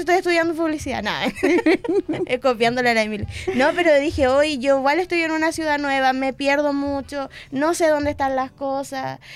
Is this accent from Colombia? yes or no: no; Valdivia, Los Ríos, Chile; moved away as an adult; now in Concepción, Chile; soy de Valdivia